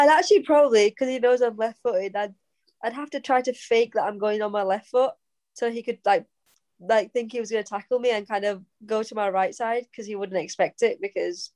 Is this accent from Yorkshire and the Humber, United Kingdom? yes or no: yes; Bradford, Yorkshire and the Humber, United Kingdom; moved away as an adult; now in Italy; I'm like Pakistani and I'm from Bradford